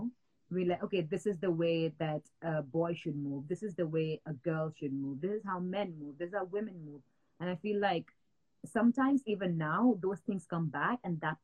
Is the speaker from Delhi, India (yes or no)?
no; Matheran, Maharashtra, India; moved away as an adult; also born or lived in Mumbai, India; now in United Kingdom; I grew up in Mathiran, which is like a small like hill station in India